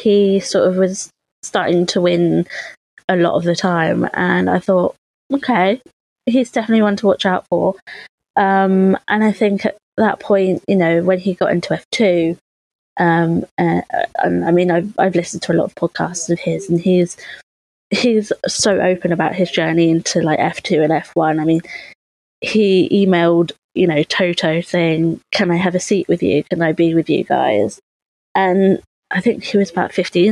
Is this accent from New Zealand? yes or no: no; United Kingdom; we're British